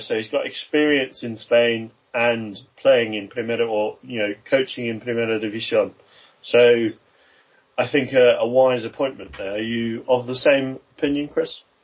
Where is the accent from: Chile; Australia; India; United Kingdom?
United Kingdom; England; As an English football fan, uh, originally from from you know a young age